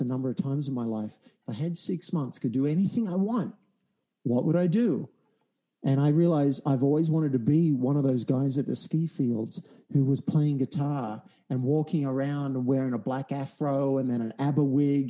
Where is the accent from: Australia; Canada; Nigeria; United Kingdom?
Australia; I'm an Australian from a country town